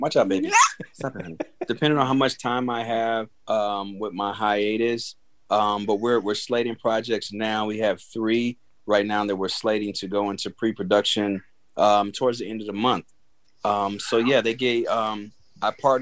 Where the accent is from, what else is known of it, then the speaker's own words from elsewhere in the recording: Chicago, Illinois, United States; moved away as an adult; now in Los Angeles, United States; I'm from the Chicago